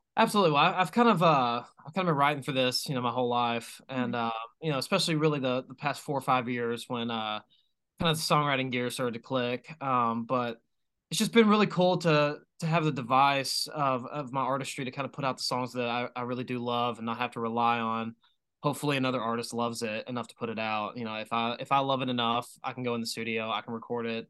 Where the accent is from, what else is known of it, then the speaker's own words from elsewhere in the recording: Knoxville, Tennessee, United States; I'm from Knoxville